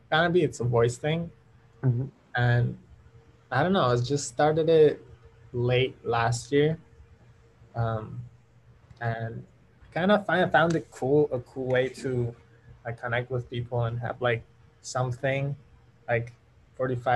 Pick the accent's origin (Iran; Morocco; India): Iran; where are you from? And I was like, Iran.